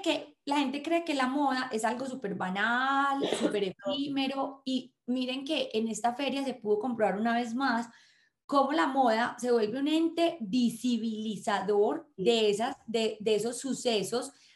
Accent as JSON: {"language": "Spanish", "country": "Colombia"}